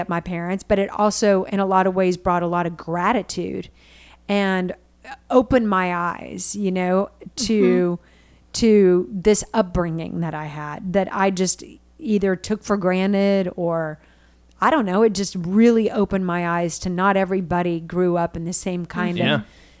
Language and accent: English; Richardson, Texas, United States; I grew up in Richardson